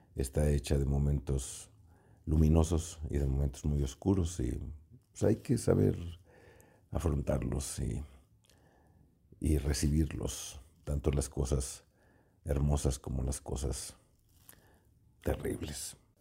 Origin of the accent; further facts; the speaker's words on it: Jalisco, Mexico; como jalisquillos